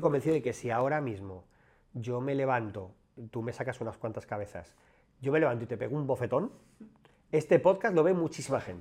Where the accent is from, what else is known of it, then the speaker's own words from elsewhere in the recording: Madrid, Community of Madrid, Spain; Yo soy un chico de barrio, de, un barrio de Madrid, barrio obrero